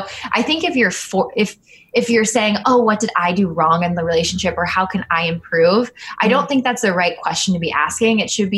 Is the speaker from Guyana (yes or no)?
no; Philippines; I'm Filipino. I have short, stubby lashes.